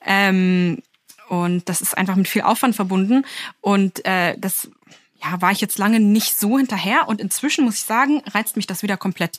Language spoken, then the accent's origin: German; Lower Saxony, Germany; now in Berlin, Germany; Ich bin aus Niedersachsen